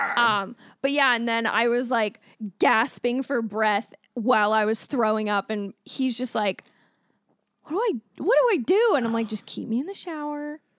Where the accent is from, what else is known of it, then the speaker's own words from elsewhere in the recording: Alberta, Canada; when I was growing up in Berta.